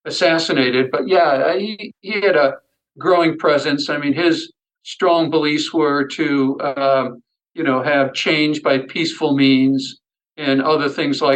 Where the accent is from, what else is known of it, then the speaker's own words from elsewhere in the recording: Buffalo, New York, United States; I grew up in the suburbs of Buffalo, New York, and basically an all-white community itself